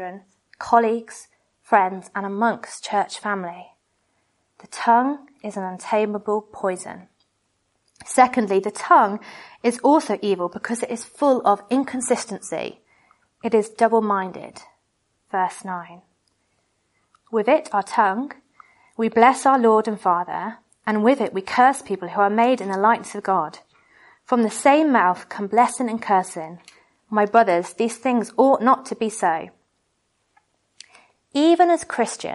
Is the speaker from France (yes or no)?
no; United Kingdom; we're British